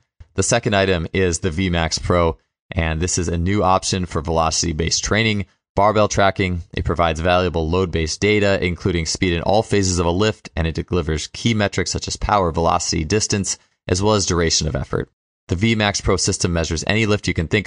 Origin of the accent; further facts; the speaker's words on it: Wisconsin, United States; we're both from Wisconsin